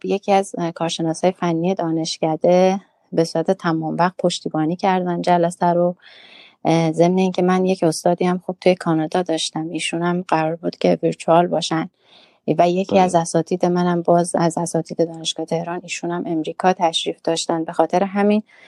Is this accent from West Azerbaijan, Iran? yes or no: yes; Urmia, West Azerbaijan, Iran; moved away as an adult; also born or lived in Tehran; now in Toronto, Canada; من اهل ارومیه هستم